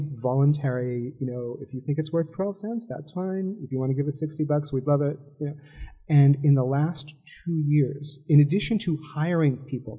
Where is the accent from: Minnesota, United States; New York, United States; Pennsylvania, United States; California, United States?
California, United States; Los Angeles; also born or lived in New Jersey; I grew up partly in Los Angeles and partly in New Jersey.